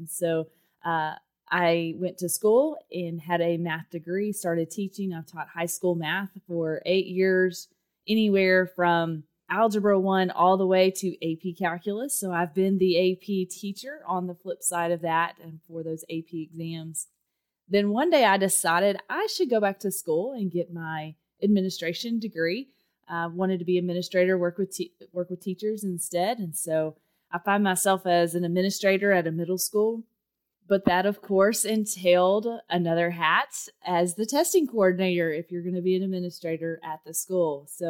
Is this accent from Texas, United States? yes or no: yes; Texas, United States; accent: Texas; Well, Derek, if you can't tell by my accent, I was born and raised in Texas, and yes, I do own cowboy boots and a cowboy hat